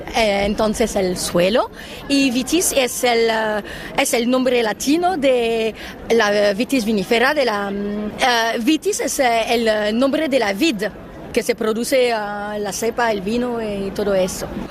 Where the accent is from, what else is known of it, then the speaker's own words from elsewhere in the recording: France; Spanish is a second language; soy una francesa